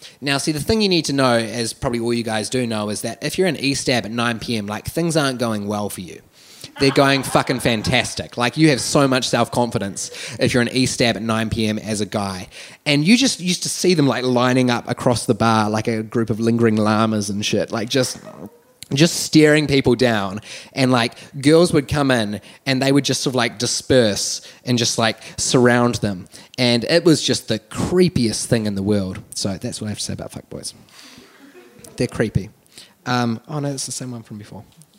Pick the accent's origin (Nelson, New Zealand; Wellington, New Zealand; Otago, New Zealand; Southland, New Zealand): Wellington, New Zealand; So I grew up here in Wellington my entire life, and so I made it my absolute goal that in my first year of university I'd move out of home.